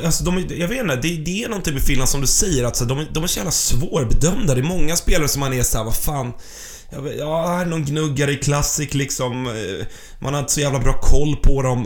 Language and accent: Swedish; Sweden; vi som partiska svenskar